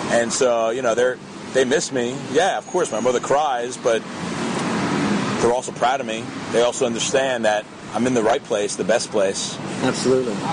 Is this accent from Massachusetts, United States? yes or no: no; New York, United States; now in Israel; Yeah, listen, I'm from New York. I, a lot of your listeners may disagree, but New York's the best city in the world.